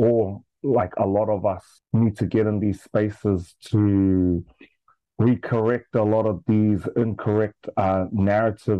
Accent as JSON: {"language": "English", "country": "Australia", "tie": "born or raised there", "moved": "yes", "lives_now": "New Zealand", "said": "I was raised in Australia most of my life"}